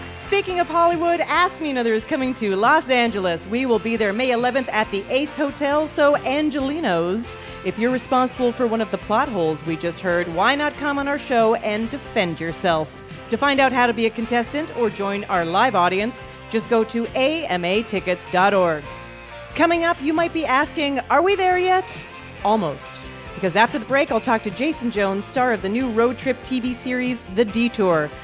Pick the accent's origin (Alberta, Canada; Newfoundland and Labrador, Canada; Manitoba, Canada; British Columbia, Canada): Alberta, Canada; also born or lived in Toronto; now in United States; Growing up in Alberta